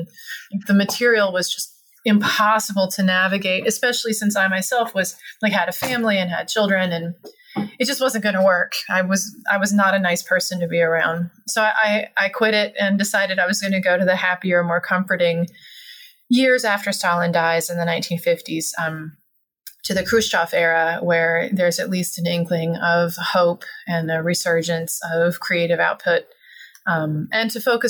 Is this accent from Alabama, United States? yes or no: yes; Alabama, United States; I grew up in Alabama, where in the 1980s, we still, every once in a while would hide under the desk because there was a nuclear bomb coming.